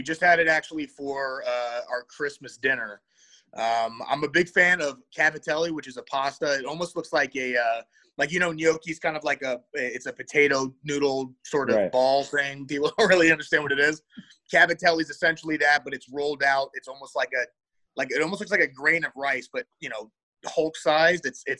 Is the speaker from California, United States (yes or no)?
yes; Temecula, California, United States; So I'm originally from Southern California. I'm from a place called Temecula, California. I went to Great Oak High School, and my parents ended up meeting out there, but my dad's side is from Jersey, and then my mom's side is actually originally from Chicago.